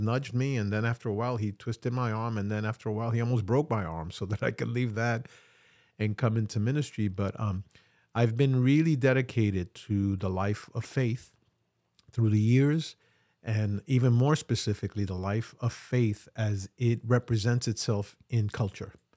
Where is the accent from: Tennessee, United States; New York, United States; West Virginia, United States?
New York, United States; New York City; I'm really a New Yorker. I've been in New York all my life.